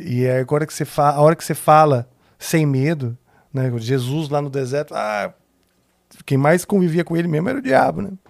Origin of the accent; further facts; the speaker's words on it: São Paulo, Brazil; tinha menos de seis, porque eu me mudei da Vila Mariana com seis anos. Então, uh, pro Morumbi.